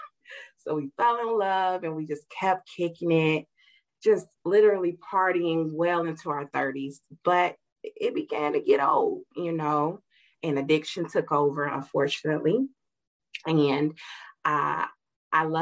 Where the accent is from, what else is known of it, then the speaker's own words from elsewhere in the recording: Gary, Indiana, United States; I grew up in Gary, Indiana